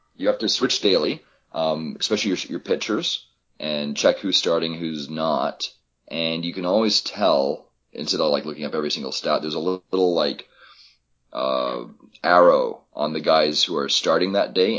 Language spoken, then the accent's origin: English; Toronto, Ontario, Canada; moved away as an adult; also born or lived in Vancouver; I grew up in Toronto, so we've always had the Jays.